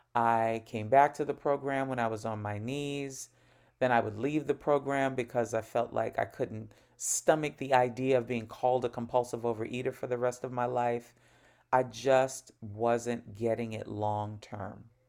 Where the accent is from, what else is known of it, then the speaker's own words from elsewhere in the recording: New York, United States; I'm from New York, but right now I'm speaking to you from Northern California, where I have a three-month job assignment